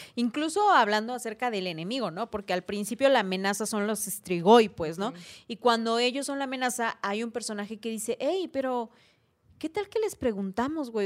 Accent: Oaxaca, Mexico; en culturas como la oaxaqueña, los zapotecos allá en mi rancho

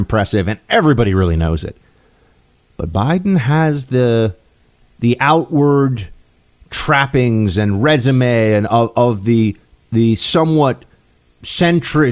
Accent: New York City, New York, United States; moved away; This is in my hometown, where I'm moving back in a few weeks

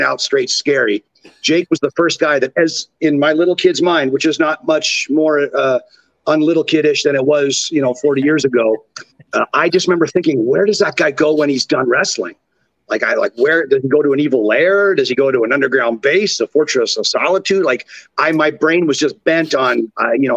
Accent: Orangeville, Ontario, Canada; accent: Canadian; my hometown of Orangeville, Ontario, Canada

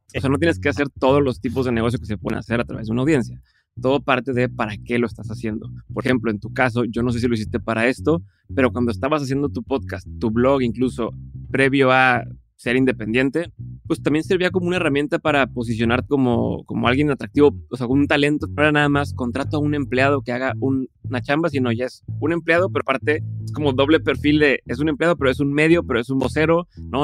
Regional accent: Monterrey, Nuevo León, Mexico; soy de Monterrey, vivo en Monterrey

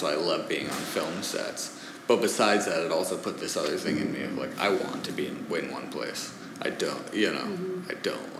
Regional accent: United States; born there; But he grew up in France. I was born in the States.

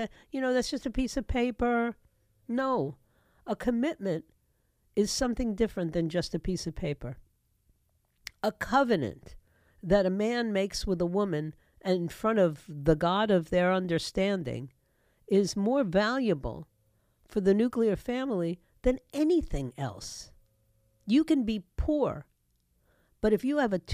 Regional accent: New York, United States; my hometown of New York

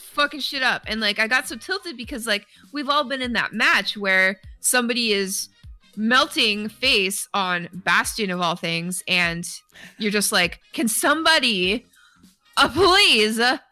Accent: Canada; because I'm Canadian

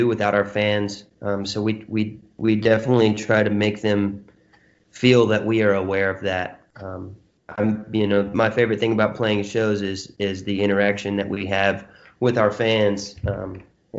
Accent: Texas, United States; I'm from Texas

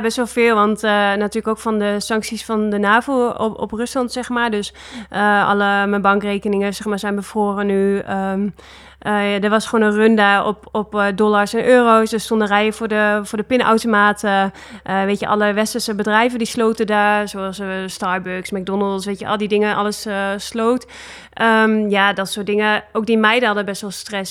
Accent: Netherlands; moved away as an adult; also born or lived in Russia / Italy; wij als Nederlanders

